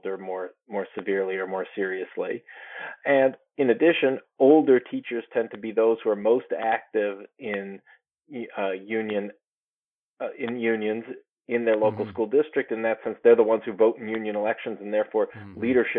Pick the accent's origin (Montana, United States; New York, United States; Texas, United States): New York, United States; my home state of New York